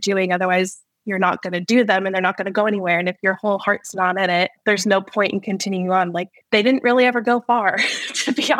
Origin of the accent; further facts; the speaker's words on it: Las Vegas, Nevada, United States; moved away as an adult; now in Missouri, United States; I am from the Las Vegas area originally, and I am now living in Missouri with my family